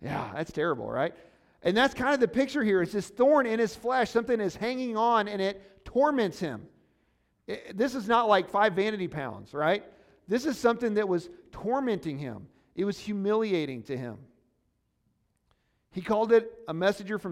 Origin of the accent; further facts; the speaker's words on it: Missouri, United States; moved away; I'm from Missouri.